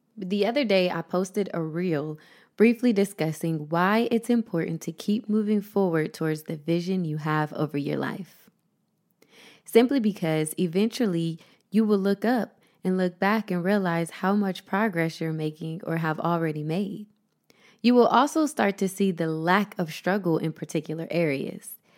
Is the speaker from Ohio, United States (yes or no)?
yes; Columbus, Ohio, United States; moved away as an adult; also born or lived in Las Vegas, Nevada / Los Angeles; my hometown of Columbus, Ohio